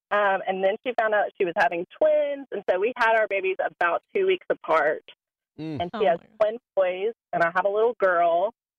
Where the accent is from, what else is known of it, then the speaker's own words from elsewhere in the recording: Georgia, United States; She's from Alabama. I'm from Georgia.